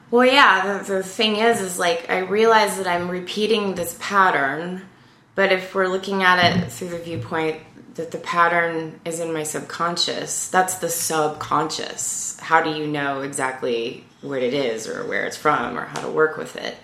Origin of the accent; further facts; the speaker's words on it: Louisiana, United States; moved away as an adult; also born or lived in California; I was from Louisiana